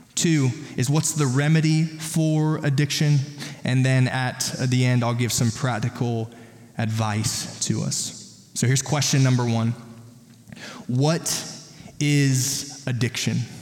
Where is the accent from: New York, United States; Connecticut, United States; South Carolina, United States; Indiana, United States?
South Carolina, United States; I'm from South Carolina